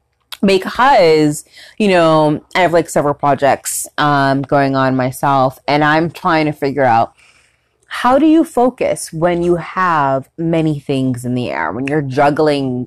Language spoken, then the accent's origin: English; Ontario, Canada; I'm from Ontario, Canada